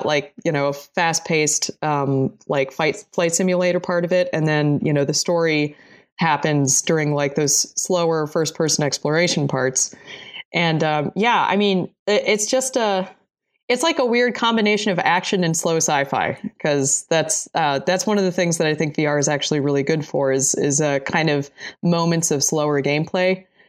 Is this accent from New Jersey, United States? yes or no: yes; New Jersey, United States; also born or lived in Boulder, Colorado; now in Blacksburg, United States; So I'm originally from New Jersey and then lived in Boulder, Colorado for a long time.